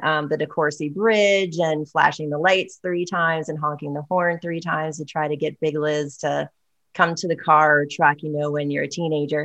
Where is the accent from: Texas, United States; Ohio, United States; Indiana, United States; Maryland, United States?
Maryland, United States; Cambridge; moved away; I grew up in Cambridge, Maryland, Dorchester County.